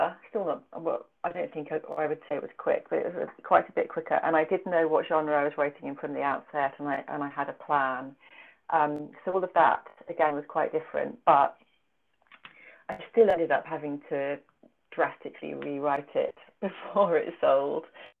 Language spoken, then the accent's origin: English; United Kingdom; I'm a British woman, you know, I'll get it wrong if I try and write about this place.